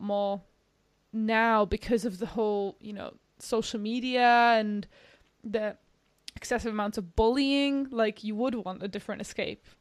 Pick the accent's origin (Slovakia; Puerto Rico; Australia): Slovakia; moved away; I'm from Slovakia